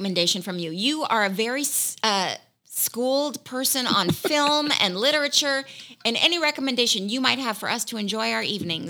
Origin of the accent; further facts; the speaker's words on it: Malibu, California, United States; I was born in Malibu.